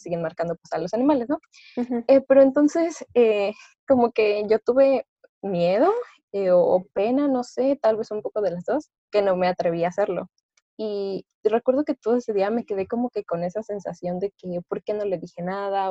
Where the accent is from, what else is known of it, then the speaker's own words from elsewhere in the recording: Orizaba, Veracruz, Mexico; moved away as an adult; now in Puebla, Mexico; yo soy de Veracruz, soy de Orizaba, Veracruz, pero actualmente estoy estudiando en Puebla.